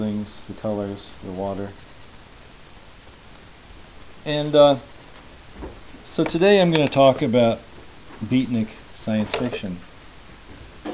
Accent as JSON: {"language": "English", "town": "Louisville", "region": "Kentucky", "country": "United States", "tie": "born or raised there", "said": "as a 14-year-old in Louisville, Kentucky in 1960"}